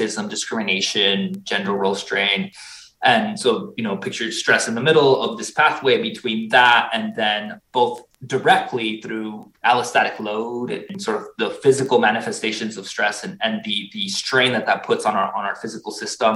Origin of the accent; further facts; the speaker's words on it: Tucson, Arizona, United States; also born or lived in Mexico; now in Massachusetts, United States; I was originally born in Mexico. I grew up in Southern Arizona, in Tucson, Arizona